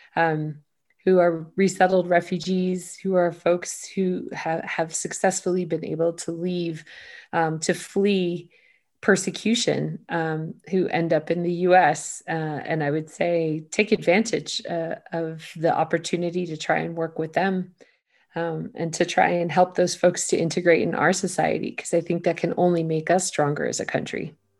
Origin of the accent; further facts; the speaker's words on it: United States; an American